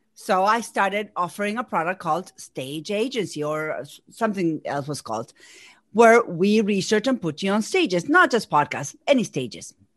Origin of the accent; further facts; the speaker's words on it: Argentina; first language Spanish; English is a second language; moved away as an adult; now in Massachusetts, United States; I'm from Argentina. Spanish is my first language, but I have been here in Massachusetts for over 20 years.